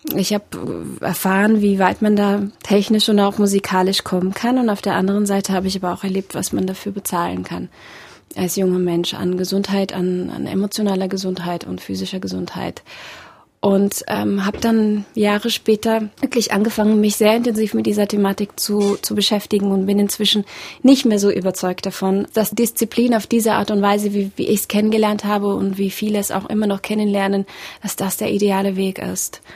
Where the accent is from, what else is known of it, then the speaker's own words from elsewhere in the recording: Germany; also born or lived in Russia / Berlin; Ich bin schon mit acht Jahren nach Deutschland gekommen und ähm, ja, war da noch ein Kind